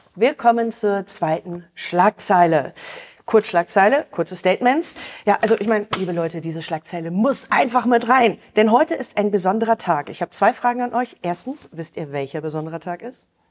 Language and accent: German; Osnabrück, Lower Saxony, Germany; Osnabrück, mein Heimatort